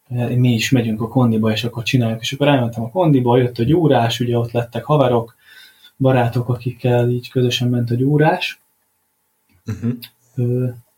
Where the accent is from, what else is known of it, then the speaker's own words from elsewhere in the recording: Paks, Tolna, Hungary; itt Pakson foglalkozhatok focistákkal, ugye az adott klubnál, ahol nevelkedtem